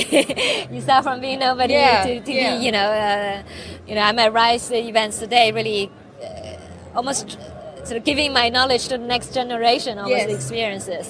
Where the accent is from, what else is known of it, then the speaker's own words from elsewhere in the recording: China; now in United Kingdom; I was born in China, grew up in China, and then went to the UK